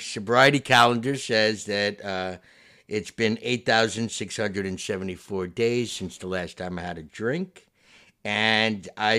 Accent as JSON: {"language": "English", "town": "Westchester", "region": "New York", "country": "United States", "tie": "born or raised there", "said": "I grew up in Westchester, New York, in a town. I was on the borderline of Yonkers and Bronxville"}